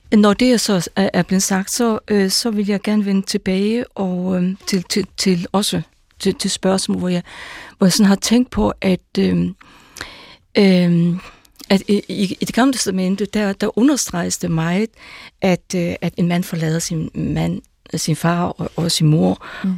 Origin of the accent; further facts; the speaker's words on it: Faroe Islands; first language Faroese; Danish is a second language; also born or lived in Jutland / North Zealand / North Jutland / Aarhus; now in Denmark; jeg kommer fra Færøerne